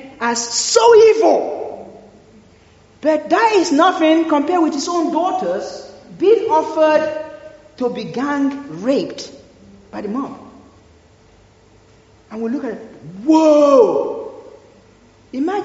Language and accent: English; Nigeria; I grew up in Nigeria, and sometimes we use candle because there's no electricity